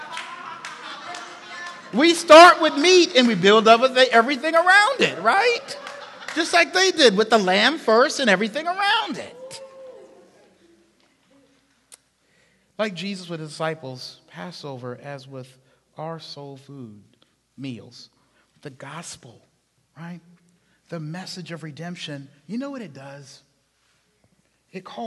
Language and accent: English; Charleston, South Carolina, United States; I'm from the South, South Carolina, Charleston, South Carolina, big oak trees, eating outside a lot.